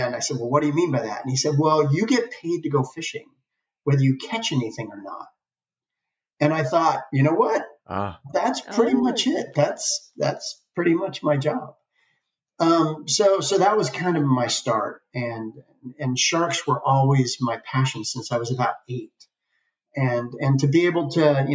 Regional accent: Martha's Vineyard, Massachusetts, United States; I grew up in Martha's Vineyard

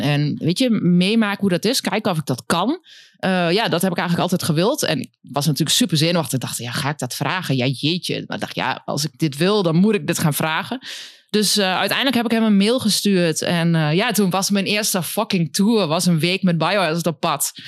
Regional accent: Winterswijk, Gelderland, Netherlands; now in Enschede, Netherlands; de Achterhoek uit Winterswijk

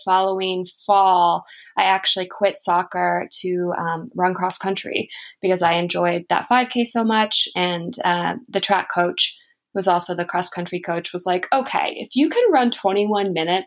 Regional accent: Toledo, Ohio, United States; I grew up in Toledo, Ohio

